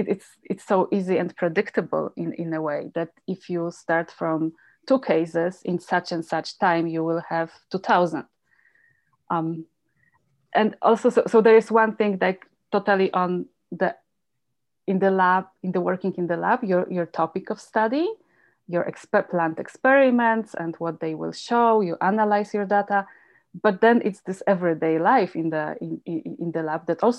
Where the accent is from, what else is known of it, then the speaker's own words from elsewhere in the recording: Poland; moved away as an adult; also born or lived in Germany; now in Calgary, Canada; So I grew up in Poland, and during some late 70s, 80s